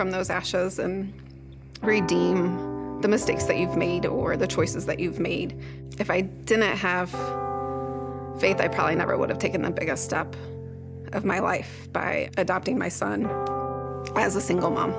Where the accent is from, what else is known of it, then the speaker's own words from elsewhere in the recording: Eureka, Illinois, United States; I am from Eureka, Illinois